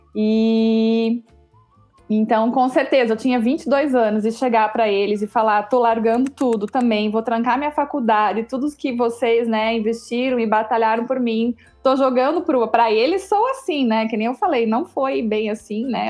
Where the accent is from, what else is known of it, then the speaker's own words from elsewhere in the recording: São Bento, Brazil; also born or lived in Curitiba; nós somos aqui de São Bento, mas eu fazia faculdade em Curitiba